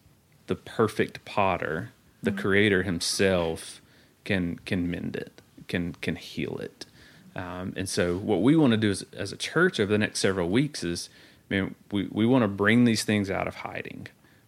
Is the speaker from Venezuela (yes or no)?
no; So-So, Mississippi, United States; in case you didn't know this, I'm from So-So, Mississippi.